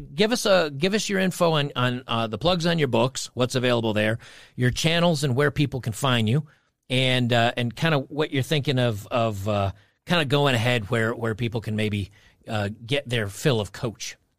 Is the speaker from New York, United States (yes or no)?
yes; New York, United States; I grew up in New York